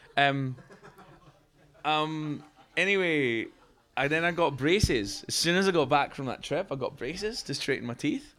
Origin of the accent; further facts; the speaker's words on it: Fife, Scotland, United Kingdom; where I grew up in Scotland